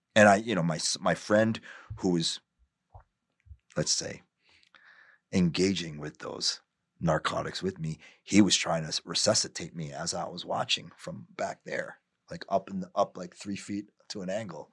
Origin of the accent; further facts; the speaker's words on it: New York, United States; also born or lived in New Jersey; I'm born and raised in New York